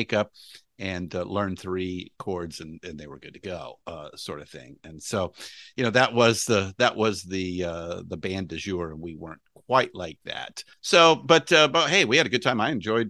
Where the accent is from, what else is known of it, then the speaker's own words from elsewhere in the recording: Los Angeles, California, United States; No, I am a native Californian, but I was born and raised in Los Angeles.